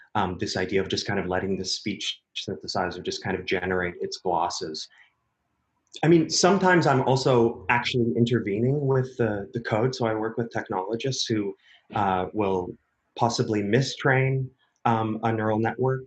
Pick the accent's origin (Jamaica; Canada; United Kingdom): Canada; Vancouver, British Columbia; moved away as an adult; also born or lived in Berlin / United States; I'm born and raised in Vancouver, Canada, which is where I am right now